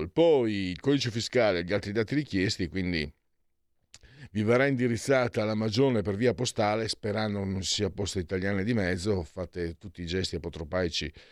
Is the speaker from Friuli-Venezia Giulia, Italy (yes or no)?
yes; Friuli-Venezia Giulia, Italy; Io vengo dal Friuli